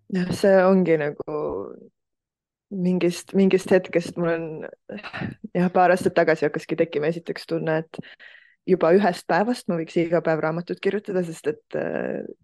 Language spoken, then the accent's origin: Estonian; Estonia; ma kasvasin üles Eestis